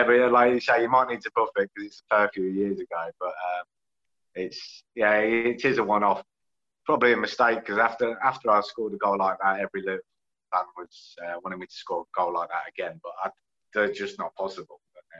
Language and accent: English; Luton, East of England, United Kingdom; we all knew each other growing up in Luton